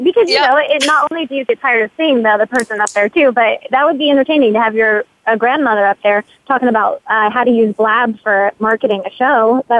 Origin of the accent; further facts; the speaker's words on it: Dayton, Ohio, United States; I'm actually back home in my hometown of Dayton, Ohio